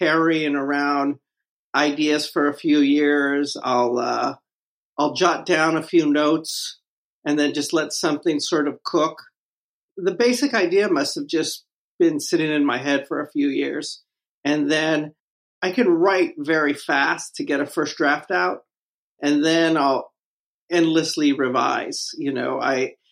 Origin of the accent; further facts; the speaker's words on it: Los Angeles, California, United States; now in New York, United States; I was born in the General Hospital in L.A.